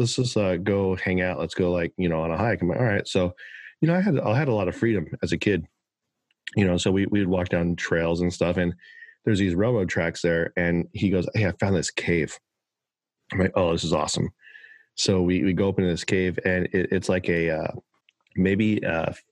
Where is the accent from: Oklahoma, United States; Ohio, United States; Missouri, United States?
Oklahoma, United States; moved away; as a young kid, I grew up in Oklahoma